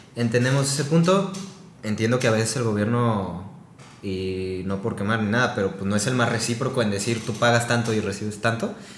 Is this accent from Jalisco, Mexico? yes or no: yes; Guadalajara, Jalisco, Mexico; soy de aquí de Guadalajara